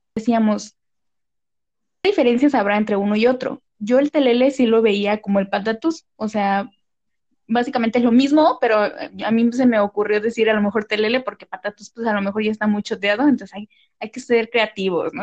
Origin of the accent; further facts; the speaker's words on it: Morelos, Mexico; moved away; yo soy de Morelos